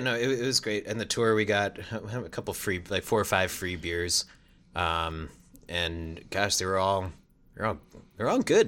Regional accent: East Coast, United States; also born or lived in Washington, D.C.; I'm from the East Coast.

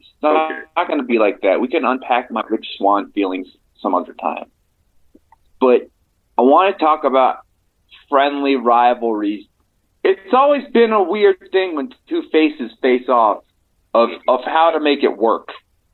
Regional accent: Albuquerque, New Mexico, United States; I'm from Albuquerque, New Mexico.

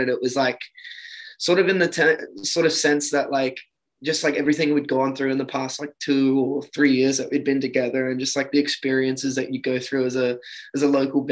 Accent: Sunshine Coast, Queensland, Australia; moved away as an adult; now in Sydney, Australia; I was brought up in Queensland on Sunshine Coast like for pretty much my whole life

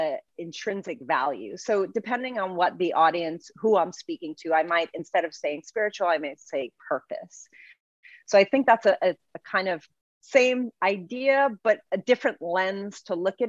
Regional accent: New York City, New York, United States; I'm from the Bronx

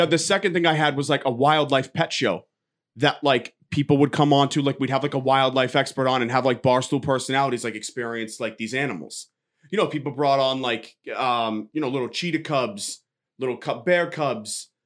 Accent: Georgetown, Massachusetts, United States; I'm from Georgetown, Mass

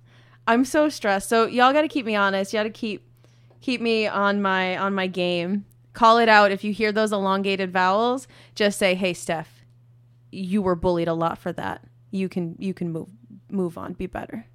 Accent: Minnesota, United States; moved away; I'm also from Minnesota

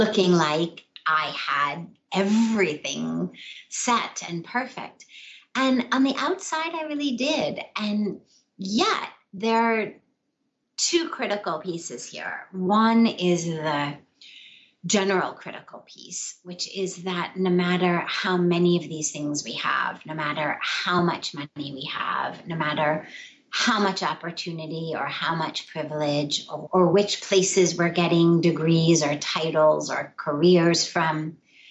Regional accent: Los Angeles, California, United States; moved away; I grew up in Los Angeles in Hollywood, quite literally. I grew up in Studio City in the what's called the Hollywood Hills

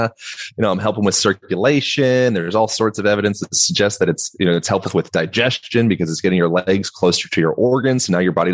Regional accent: Lancaster, Pennsylvania, United States; moved away; also born or lived in Hawaii / Boulder, Colorado / Bend, Oregon; Amish country, Lancaster, Pennsylvania, notorious for the Amish country

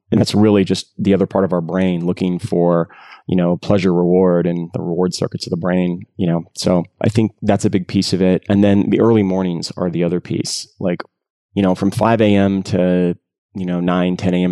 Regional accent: San Jose, California, United States; I grew up in San Jose for my high school years

